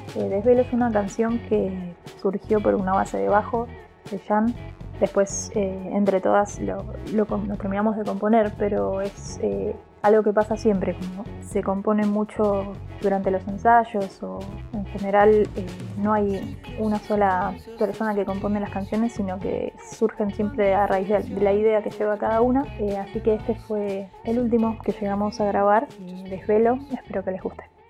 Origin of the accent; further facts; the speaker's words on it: Río Grande, Tierra del Fuego, Argentina; also born or lived in Trelew, Chubut; now in Buenos Aires, Argentina; yo viví más tiempo en Tierra del Fuego, crecí en Río Grande.